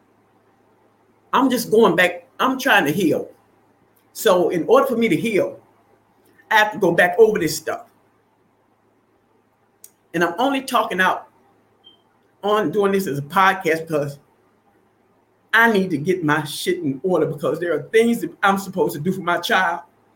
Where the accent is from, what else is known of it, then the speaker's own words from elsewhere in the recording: Arkansas, United States; I was not born on the south side of Chicago. I was born in Arkansas